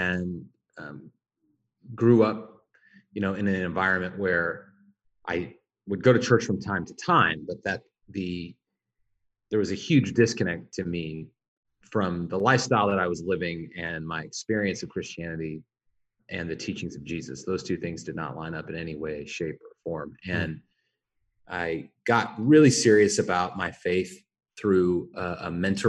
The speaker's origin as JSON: {"language": "English", "town": "Spokane", "region": "Washington", "country": "United States", "tie": "born or raised there", "moved": "as an adult", "lives_now": "Portland, United States", "said": "I was originally born and raised in Spokane, Washington, in the Inland Empire"}